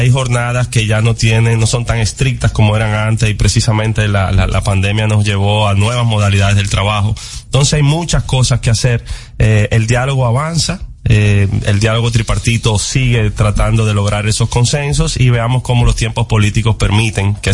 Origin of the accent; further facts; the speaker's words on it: Dominican Republic; y como dominicanos, ojalá sea en esta gestión que podamos seguir avanzando